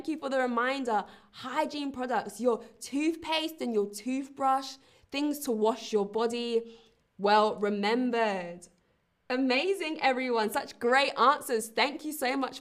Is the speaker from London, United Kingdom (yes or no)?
yes; London, United Kingdom; now in Berlin, Germany; I come from London, England